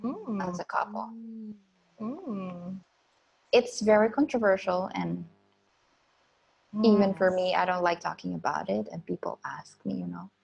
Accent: Philippines; I grew up in in Philippines, we're religious. It's a Catholic country. We all went to Catholic school, Catholic university

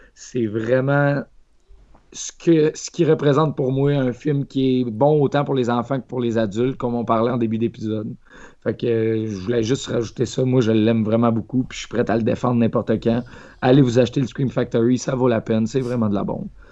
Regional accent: Quebec, Canada; Quand j'étais jeune, au Lac-Saint-Jean, où je restais

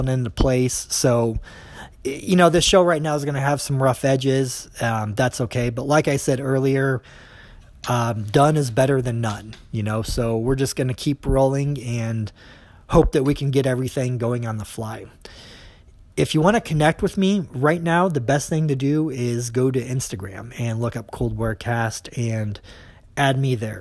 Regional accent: Des Moines, Iowa, United States; I grew up in Des Moines

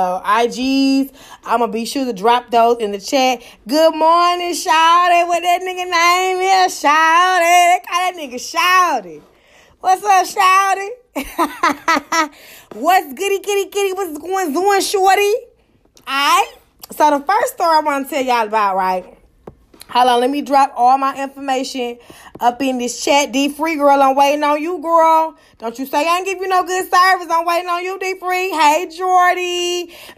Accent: Atlanta, Georgia, United States; I'm from Atlanta, Georgia

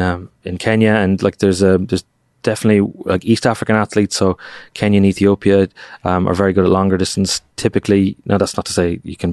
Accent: Ireland; which upsets me to say as an Irishman.

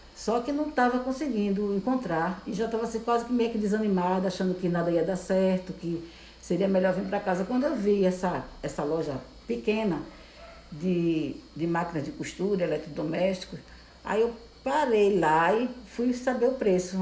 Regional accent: Recife, Pernambuco, Brazil; now in Olinda, Brazil; Eu sou natural de Recife. Eu nasci em Recife, no bairro do Beberibe

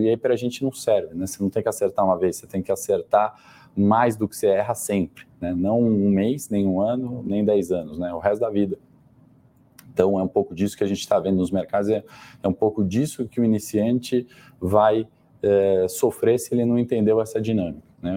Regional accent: Brazil; a gente, enquanto brasileiros

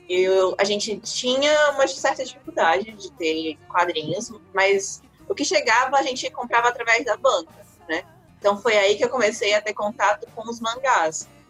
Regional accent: Aracati, Ceará, Brazil; moved away; Eu nasci, confere, eu nasci e me criei em Aracati

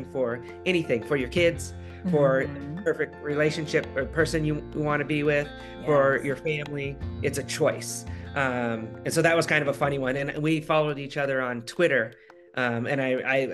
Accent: Alaska, United States; now in California, United States; my home state of Alaska

